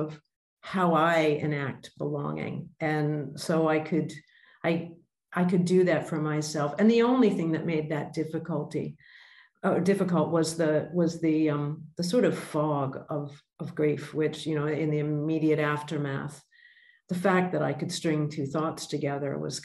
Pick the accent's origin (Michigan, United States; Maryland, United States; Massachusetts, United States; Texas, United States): Massachusetts, United States; Boston; moved away as an adult; also born or lived in Indonesia; now in Australia; I was born in Boston